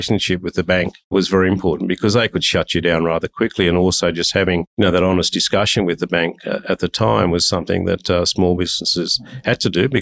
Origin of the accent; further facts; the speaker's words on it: Sydney, New South Wales, Australia; I was brought up in Bankstown